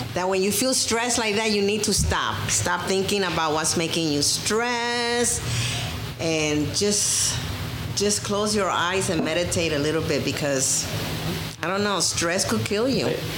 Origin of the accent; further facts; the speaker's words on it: New York, United States; And I'm American 100%. I was born in New York